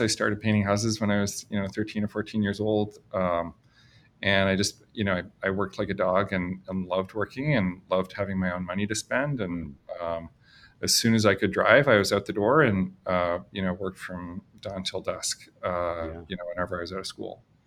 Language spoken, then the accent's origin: English; Fredericton, New Brunswick, Canada; now in Boston, United States; I'm Canadian and I grew up in New Brunswick in Canada